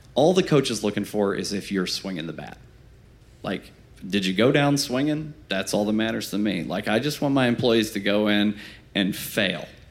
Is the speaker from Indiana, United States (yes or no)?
yes; Fort Wayne, Indiana, United States; we're from Fort Wayne, Indiana